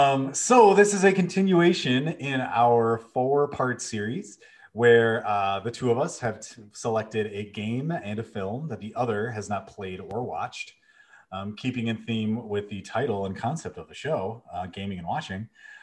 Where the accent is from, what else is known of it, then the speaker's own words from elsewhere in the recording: Chicago, Illinois, United States; I say Chrono, because, you know, I'm from Chicago